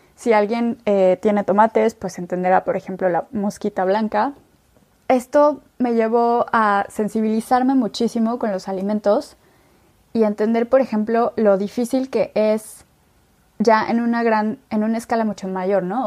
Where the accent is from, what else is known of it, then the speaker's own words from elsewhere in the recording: Mexico City, Mexico; soy mexicana, nací en la Ciudad de México